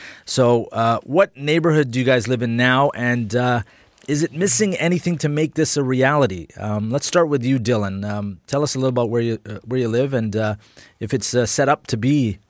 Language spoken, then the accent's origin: English; Edmonton, Alberta, Canada; having grown up here, I grew up in Mill Woods, right around the rec center there by J. Percy Page and Holy Trinity.